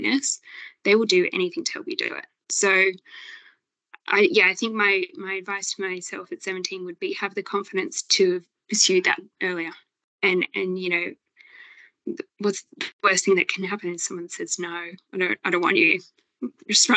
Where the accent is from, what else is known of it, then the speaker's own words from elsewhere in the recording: Sydney, New South Wales, Australia; moved away as an adult; also born or lived in southern Queensland; I grew up in Sydney